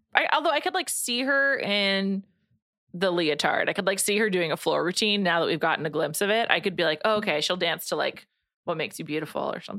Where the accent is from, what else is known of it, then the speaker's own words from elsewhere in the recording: New York, United States; I grew up in New York.